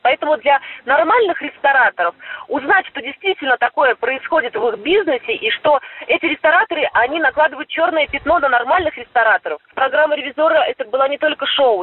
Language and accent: Russian; Yaroslavl, Yaroslavl Oblast, Russia; moved away; я всегда еду в родной город